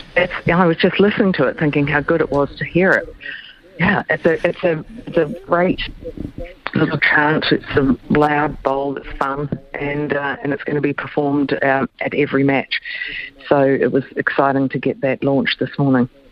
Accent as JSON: {"language": "English", "country": "New Zealand", "said": "as a New Zealander"}